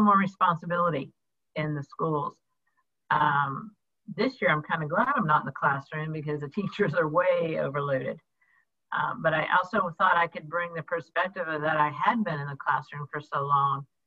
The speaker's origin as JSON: {"language": "English", "town": "Jacksonville", "region": "Florida", "country": "United States", "tie": "born or raised there", "also_born_or_lived": "New York City / Illinois", "said": "I was born in New York City and basically grew up in Jacksonville, Florida"}